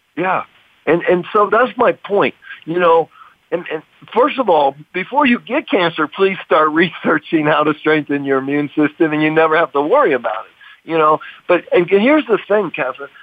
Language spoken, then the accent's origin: English; United States; I grew up in America